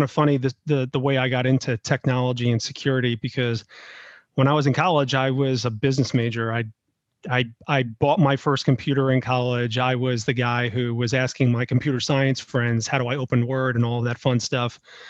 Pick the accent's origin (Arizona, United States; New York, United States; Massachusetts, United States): New York, United States; now in Tampa, United States; So I have a military background, born and raised in New York. Have lived in a lot of different places, mostly in the Northeast and then throughout the South.